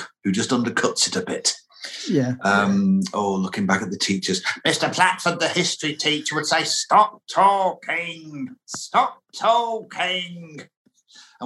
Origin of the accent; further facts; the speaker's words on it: Lancashire, North West England, United Kingdom; where I grew up in Lancashire